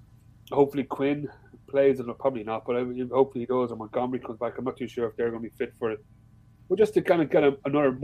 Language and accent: English; Ireland; I am Irish